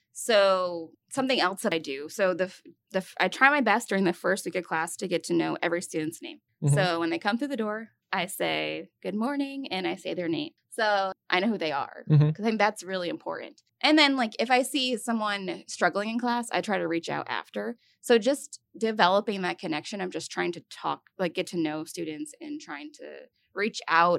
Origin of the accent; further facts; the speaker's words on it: Glens Falls, New York, United States; So I grew up in upstate New York. So Glens Falls, New York, which is, it's basically an hour north of the capital, which is Albany.